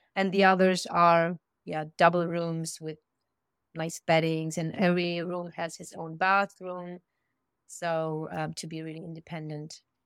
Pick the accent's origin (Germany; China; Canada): Germany; moved away as an adult; now in Andalusia, Spain; We are originally from Germany